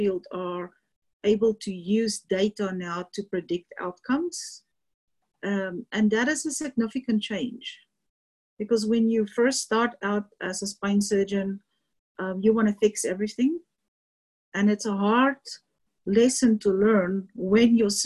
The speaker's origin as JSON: {"language": "English", "country": "South Africa", "tie": "born or raised there", "also_born_or_lived": "Louisiana", "moved": "as an adult", "lives_now": "Colorado, United States", "said": "I'm South African, born and trained"}